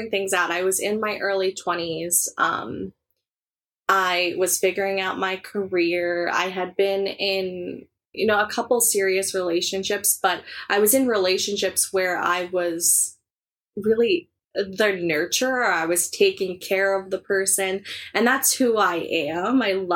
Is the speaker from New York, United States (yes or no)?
yes; Long Island, New York, United States; I grew up on Long Island. I still live on Long Island.